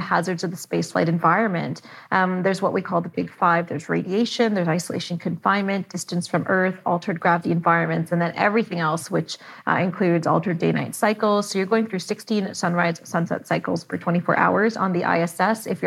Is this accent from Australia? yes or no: no; Canada; I'm Canadian